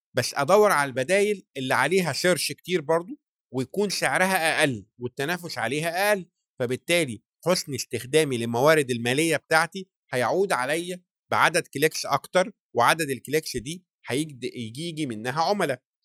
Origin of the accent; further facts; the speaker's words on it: Egypt; احنا كمجتمع مصري